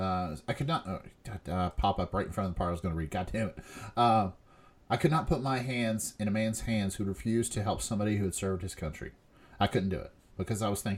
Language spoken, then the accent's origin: English; West Virginia, United States; moved away; also born or lived in Lexington, Kentucky; we grew up in West Virginia